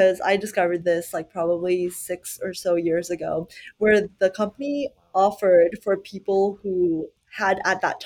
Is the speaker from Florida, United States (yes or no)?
no; Plano, Texas, United States; Growing up in the Dallas, Plano, Texas area